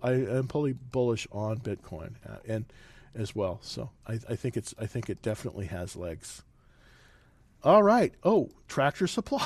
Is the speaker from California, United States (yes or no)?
yes; Salinas, California, United States; moved away; I'm originally from California, and uh, it's um, let's see, um, that's where they have real farmers in Salinas